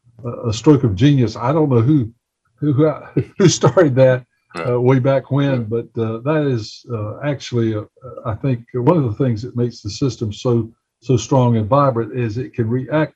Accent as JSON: {"language": "English", "area": "Gaston County", "region": "North Carolina", "country": "United States", "moved": "yes", "said": "I came from Gaston County"}